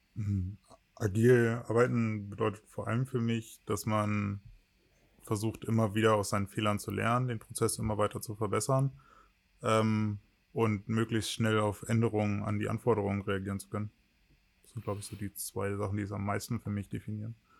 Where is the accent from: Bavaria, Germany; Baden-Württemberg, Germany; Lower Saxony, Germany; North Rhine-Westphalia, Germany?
Lower Saxony, Germany; Wittingen; also born or lived in Ohrdorf / Magdeburg; Im Kindergarten war ich in Ohrdorf. Das ist ein ganz kleines Dorf in der Nähe von meiner äh, Geburts, von meinem Geburtsort Wittingen